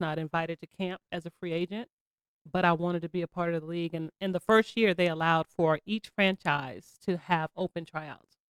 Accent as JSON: {"language": "English", "town": "Charleston", "region": "South Carolina", "country": "United States", "tie": "born or raised there", "also_born_or_lived": "Bronx, New York", "said": "I was born in the Bronx, but I claim South Carolina"}